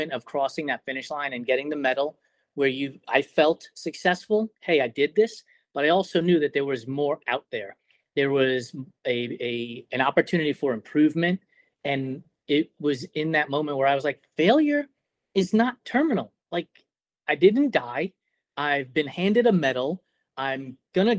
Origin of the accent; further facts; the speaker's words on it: New York, United States; I'm from New York